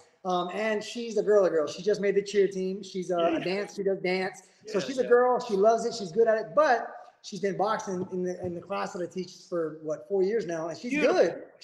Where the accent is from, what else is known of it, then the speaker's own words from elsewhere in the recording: California, United States; I'm from California, so I had to fly across the country